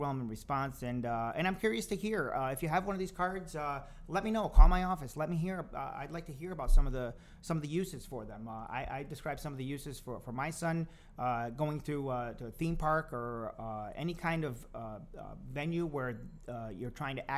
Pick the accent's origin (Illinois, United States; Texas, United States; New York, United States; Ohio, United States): New York, United States; Rotterdam; the town of Rotterdam, my hometown